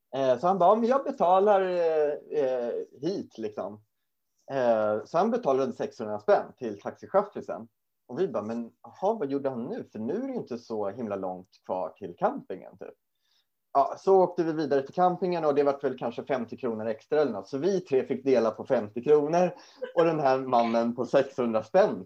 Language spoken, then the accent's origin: Swedish; Sweden; we're not from uh, Germany, we're from Sweden